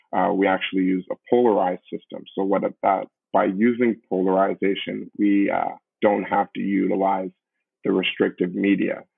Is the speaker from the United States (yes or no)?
no; Canada; also born or lived in Brampton, Ontario; we are a Canadian-born uh, group of founders